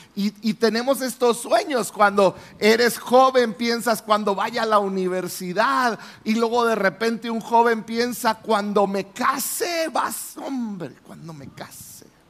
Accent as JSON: {"language": "Spanish", "region": "Chihuahua", "country": "Mexico", "said": "yo soy de la ciudad de Chihuahua, yo vine de Chihuahua a un congreso de jóvenes"}